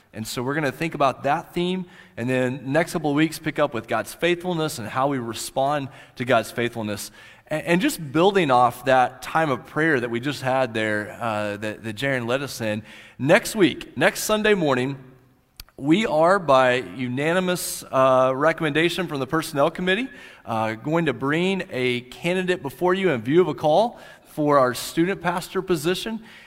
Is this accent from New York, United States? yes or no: no; Central High, Oklahoma, United States; moved away; I grew up in the southwest part of Oklahoma in that little community called Central High.